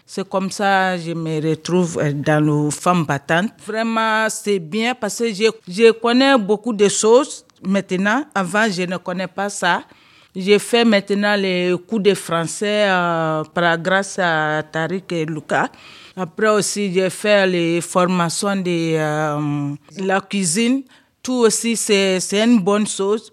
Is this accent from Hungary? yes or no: no; Guinea; now in France; Je viens de Guinée